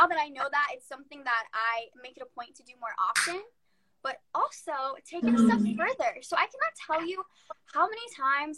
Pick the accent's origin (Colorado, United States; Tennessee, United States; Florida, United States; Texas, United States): Florida, United States; I am not Hispanic, but I am from Florida